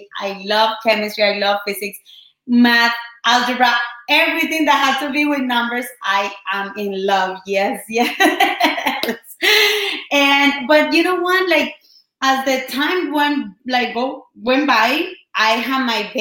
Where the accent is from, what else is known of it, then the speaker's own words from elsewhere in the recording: Colombia; first language Spanish; English is a second language; moved away; I've been, you know, just here in this country for 13 years. I'm from Colombia